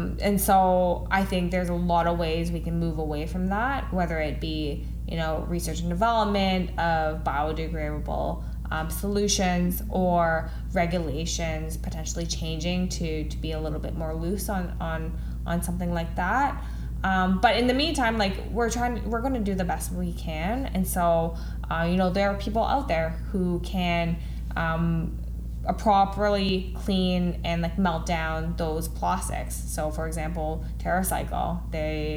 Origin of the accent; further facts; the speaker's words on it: Ottawa, Ontario, Canada; now in Toronto, Canada; I grew up in Ottawa